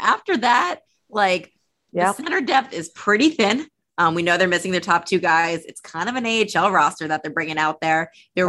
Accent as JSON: {"language": "English", "region": "New Jersey", "country": "United States", "said": "I'm from New Jersey"}